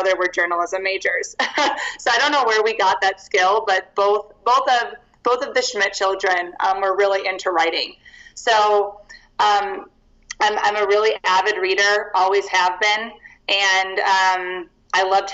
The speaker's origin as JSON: {"language": "English", "town": "Chicago", "region": "Illinois", "country": "United States", "tie": "born or raised there", "moved": "as an adult", "lives_now": "Denver, United States", "said": "I'm originally from Chicago, Illinois"}